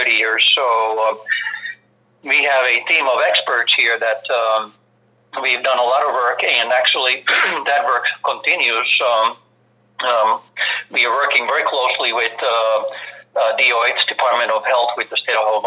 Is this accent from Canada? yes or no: no; Finland; accent: heavy accent; moved away as an adult; now in Maui, United States; I'm originally from Finland, as you can probably tell from my heavy accent. I came to the United States in early 80s after my military service.